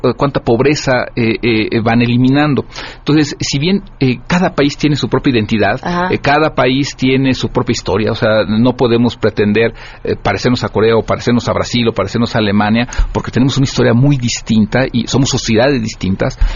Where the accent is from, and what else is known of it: Mexico